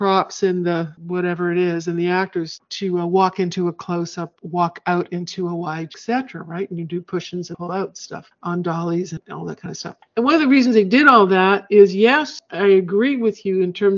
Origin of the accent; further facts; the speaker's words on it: Canada; I'm Canadian